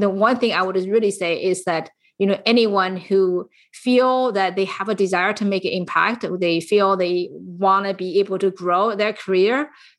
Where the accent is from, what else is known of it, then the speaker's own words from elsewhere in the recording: San Francisco, California, United States; I am from the San Francisco Bay Area, and you are listening to Women in Tech.